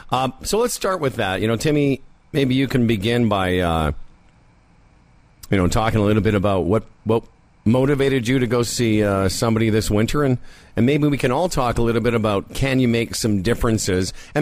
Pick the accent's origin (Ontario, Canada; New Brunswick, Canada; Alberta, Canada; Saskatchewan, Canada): Saskatchewan, Canada; Moose Jaw; I'm from Moose Jaw, son.